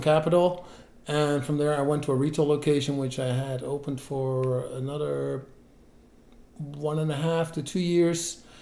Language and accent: English; Netherlands; moved away as an adult; also born or lived in Belgium / United States; I grew up in the Netherlands okay. and I moved to Belgium for work in 2004